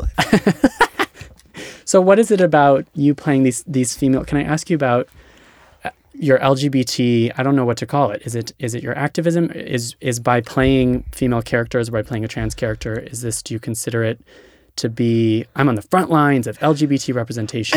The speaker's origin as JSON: {"language": "English", "region": "Hawaii", "country": "United States", "moved": "yes", "said": "I'm from Hawaii"}